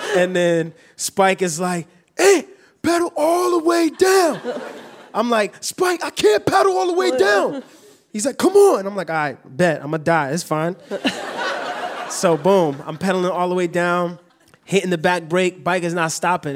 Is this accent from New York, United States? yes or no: yes; New York City, New York, United States; growing up in New York